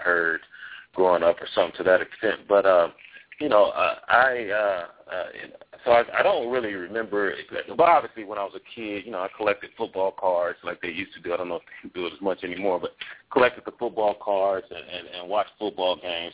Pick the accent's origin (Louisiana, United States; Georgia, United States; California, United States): California, United States; Los Angeles; I grew up in Los Angeles too